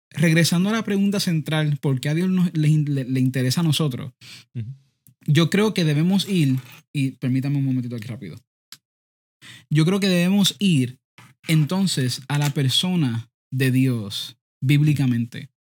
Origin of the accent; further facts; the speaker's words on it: Puerto Rico; Todavía seguimos, seguimos siendo boricuas, por si acaso.